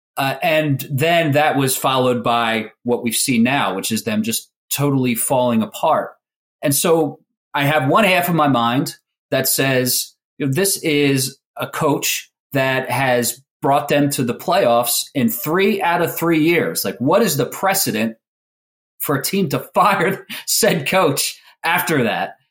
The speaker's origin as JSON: {"language": "English", "town": "Philadelphia", "region": "Pennsylvania", "country": "United States", "tie": "born or raised there", "said": "growing up in Philly"}